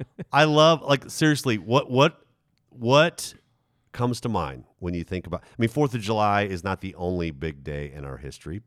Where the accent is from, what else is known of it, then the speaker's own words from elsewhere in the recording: Germany; now in United States; I think because I grew up in Germany, age 10 through 18.